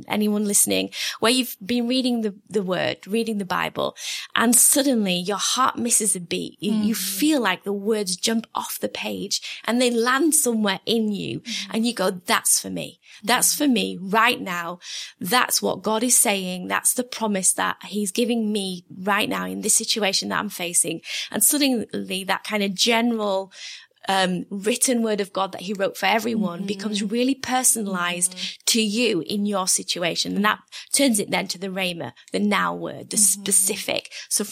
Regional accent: England, United Kingdom; because I'm English.

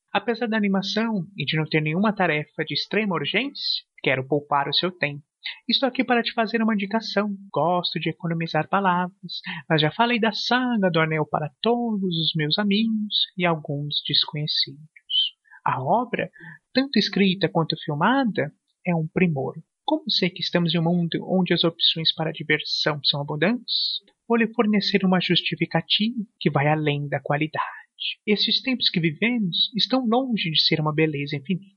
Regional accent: São Paulo, Brazil; eu sou da cidade de São Paulo

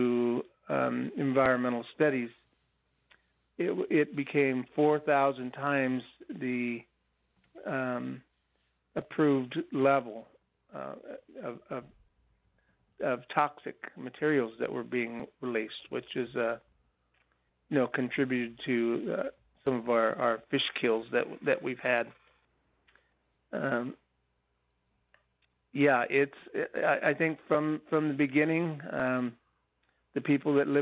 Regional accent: Happy Camp, California, United States; I was born and raised in Happy Camp, California

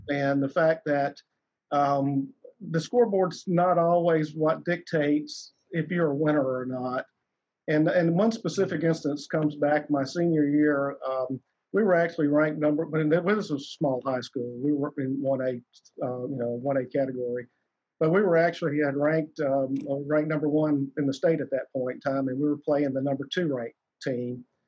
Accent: South Alabama, United States; I, I, grew up down in South Alabama

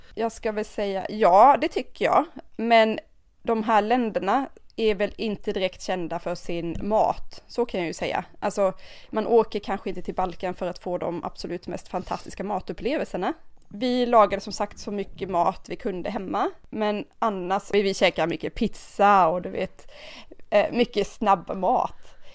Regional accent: Sweden; europeer har ju inte semester som vi svenskar

